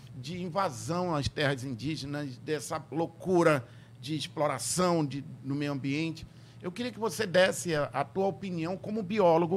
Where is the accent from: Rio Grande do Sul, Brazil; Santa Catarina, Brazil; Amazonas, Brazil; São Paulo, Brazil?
Amazonas, Brazil; Tefé; Quando eu era criança, lá em Tefé